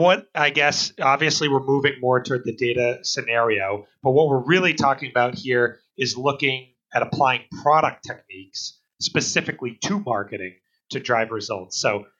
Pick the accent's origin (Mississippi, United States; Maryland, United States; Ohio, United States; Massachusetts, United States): Massachusetts, United States; Boston; a guy out of Boston